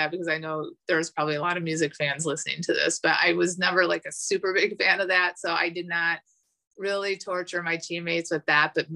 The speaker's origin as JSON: {"language": "English", "region": "Midwest", "country": "United States", "also_born_or_lived": "Buffalo, New York", "said": "I would pronounce as a Midwesterner every little syllable"}